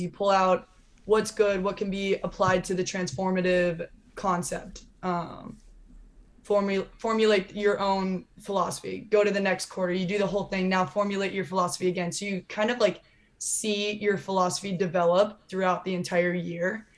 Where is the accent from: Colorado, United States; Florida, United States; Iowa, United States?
Iowa, United States; moved away as an adult; also born or lived in Los Angeles, California; growing up in Iowa